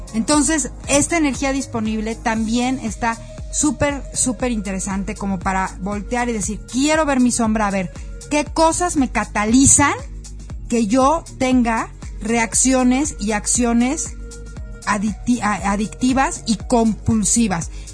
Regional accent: Mexico; Como mexicanos

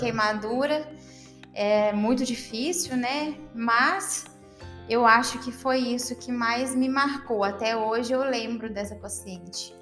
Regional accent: Ubá, Minas Gerais, Brazil; moved away as an adult; also born or lived in Juiz de Fora; now in Campo Belo, Brazil; eu sou natural de Ubar

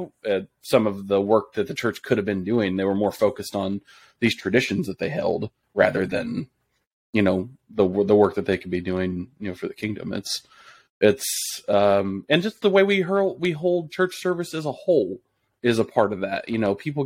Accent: Texas, United States; the church I grew up in Texas

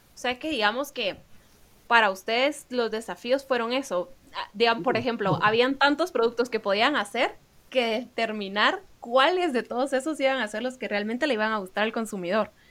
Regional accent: Guatemala; nuestra cultura de la cual ellos están muy orgullosos y nosotros también

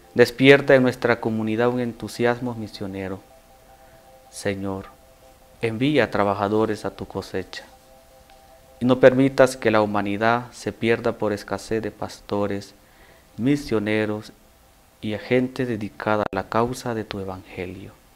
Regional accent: El Salvador; moved away as an adult; now in Mexico; soy originario de El Salvador

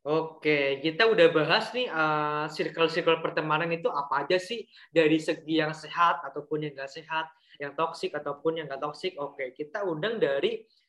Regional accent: Cilacap, Central Java, Indonesia; accent: Ngapak Cilacap; moved away; ngapak, gua ngapak Cilacap

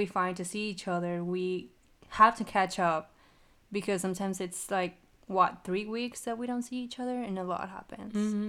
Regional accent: Mexico; I know, I'm from Mexico, but I don't know where that is.

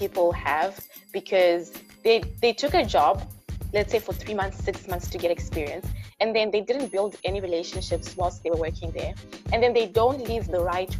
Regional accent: Zimbabwe; moved away as an adult; also born or lived in Malaysia; now in Toronto, Canada; I'm actually originally from Zimbabwe, and then for my undergraduate I went to Malaysia.

